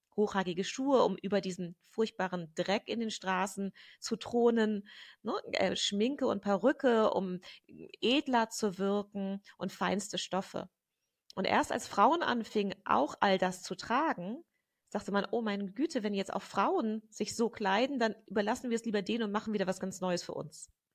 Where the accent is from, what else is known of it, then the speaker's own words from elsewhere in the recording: Germany; moved away as an adult; also born or lived in England / London; ich bin in Deutschland aufgewachsen mit, äh, mit einer britischen Mutter